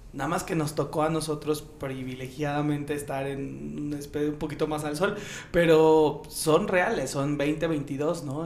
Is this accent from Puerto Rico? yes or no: no; Mexico; los privilegios más grandes que tenemos como mexicanos